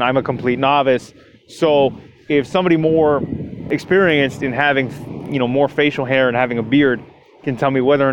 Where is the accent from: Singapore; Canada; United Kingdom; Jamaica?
Canada; Toronto, Ontario; this show is produced out of my hometown of Toronto, Ontario, Canada